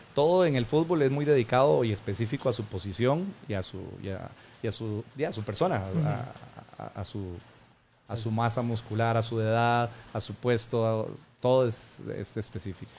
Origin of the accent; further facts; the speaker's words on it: Costa Rica; como buen tico